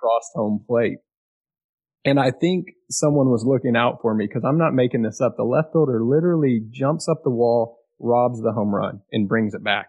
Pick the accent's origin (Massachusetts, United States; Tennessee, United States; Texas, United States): Texas, United States; Austin; growing up in Austin, like I did